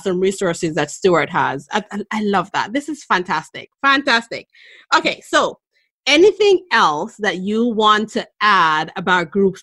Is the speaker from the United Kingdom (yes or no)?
no; Jamaica; also born or lived in New England, United States; now in Boston, United States; I was born in Jamaica. I've lived here in the U.S. for more than half my life. I've lived in New England for a very long time